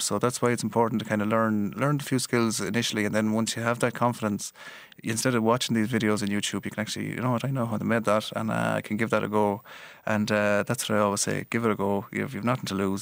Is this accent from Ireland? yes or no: yes; Galway, Connacht, Ireland; accent: Galway; my Galway accent